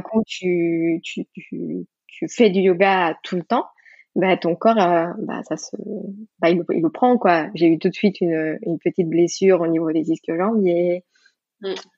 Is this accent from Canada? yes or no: no; Mexico; French is a second language; moved away as an adult; now in France; je suis d'origine mexicaine. Maintenant, j'ai la nationalité française, mais, euh, donc j'ai grandi au Mexique